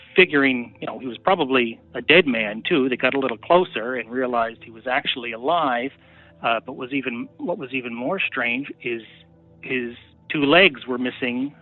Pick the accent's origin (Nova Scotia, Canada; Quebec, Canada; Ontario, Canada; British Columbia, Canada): Nova Scotia, Canada; Yarmouth; I'm from Yarmouth, Nova Scotia